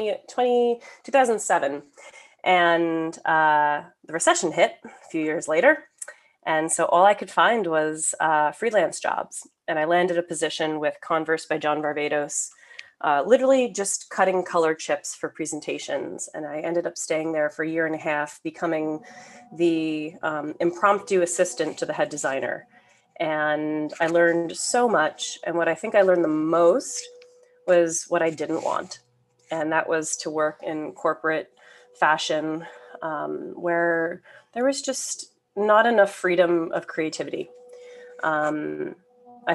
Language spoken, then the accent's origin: English; suburban Northeast New Jersey, United States; I grew up in suburban Northeast New Jersey, so about 40 minutes outside of Manhattan